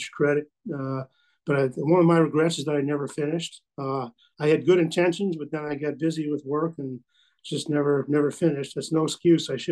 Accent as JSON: {"language": "English", "town": "Chicago", "region": "Illinois", "country": "United States", "tie": "born or raised there", "also_born_or_lived": "Litchfield, Illinois / Staunton, Illinois / Wood River, Illinois", "said": "I grew up in the Chicago area, South Chicago suburbs."}